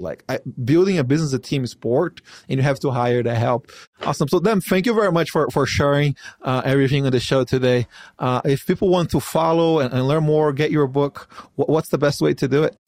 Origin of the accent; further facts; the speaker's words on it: Brazil; now in United States; here in the United States, I'm not from here. I'm from Brazil